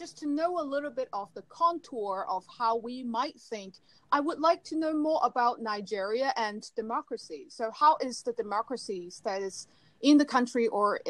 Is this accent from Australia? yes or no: no; Hong Kong; now in Detroit, United States; I'm originally from Hong Kong, and right now I'm here in Detroit with Alex.